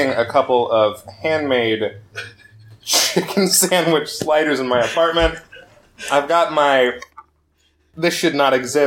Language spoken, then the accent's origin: English; Spokane, Washington, United States; I grew up in Spokane.